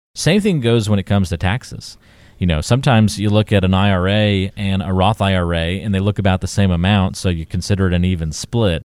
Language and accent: English; the South, United States; my parents are northerners, and then I grew up in the South